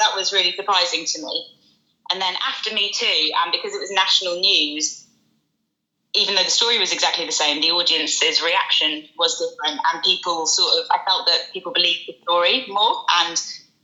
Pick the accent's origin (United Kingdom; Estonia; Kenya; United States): United Kingdom; West Midlands; moved away as an adult; now in London, United Kingdom; growing up in the West Midlands